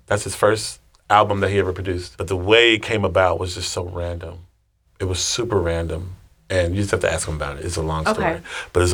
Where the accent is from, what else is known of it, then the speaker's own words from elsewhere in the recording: Texas, United States; I'm from Texas.